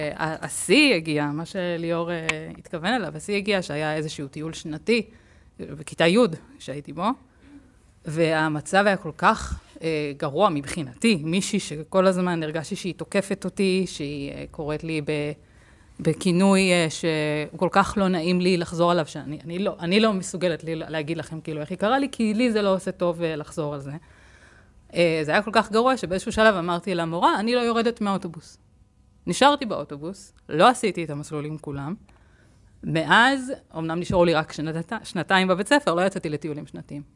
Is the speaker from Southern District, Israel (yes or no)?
yes; Lehavim, Southern District, Israel; אני במקור מלהבים, אם אתם מכירים, שזה ליד אה, באר שבע